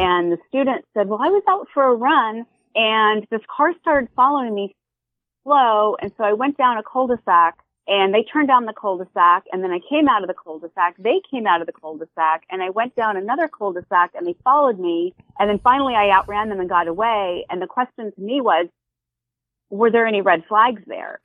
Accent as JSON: {"language": "English", "area": "right outside Philly", "region": "Pennsylvania", "country": "United States", "said": "I'm from the East Coast, right outside Philly"}